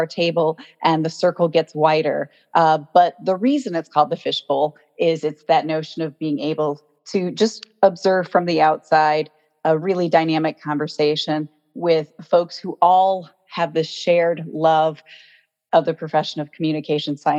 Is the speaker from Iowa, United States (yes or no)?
yes; Iowa, United States; I grew up in Iowa